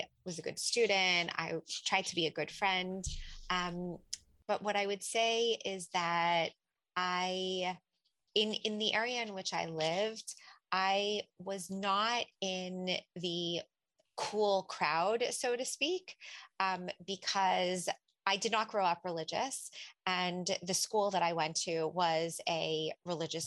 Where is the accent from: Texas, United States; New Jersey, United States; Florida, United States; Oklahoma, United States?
New Jersey, United States; Lakewood; I grew up in Lakewood, actually, and the Lakewood that doesn't exist anymore